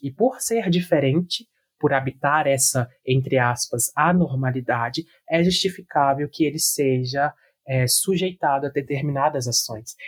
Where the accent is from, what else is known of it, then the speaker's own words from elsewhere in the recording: Brazil; nós, quanto sociedade brasileira do sul global